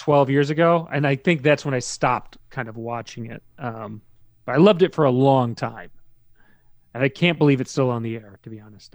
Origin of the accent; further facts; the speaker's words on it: Maryland, United States; moved away as an adult; now in New York, United States; I grew up in Maryland. I moved there in ninety-three, and then I, I left there